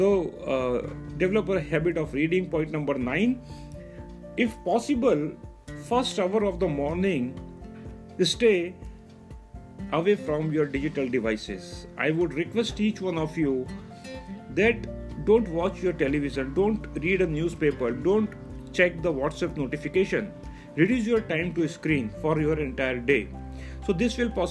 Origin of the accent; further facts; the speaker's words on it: Mumbai, Maharashtra, India; I am from Mumbai, India